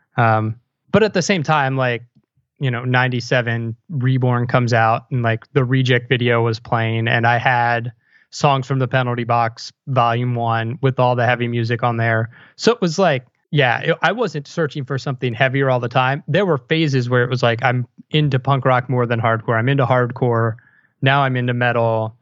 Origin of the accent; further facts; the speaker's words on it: Montgomery County, Maryland, United States; moved away as an adult; also born or lived in Philadelphia; Montgomery County, Maryland, just right outside Washington, D C